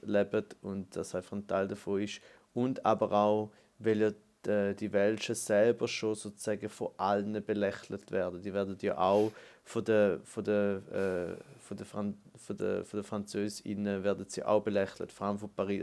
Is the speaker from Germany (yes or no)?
no; German-speaking Switzerland, Switzerland; für uns Deutschschweizer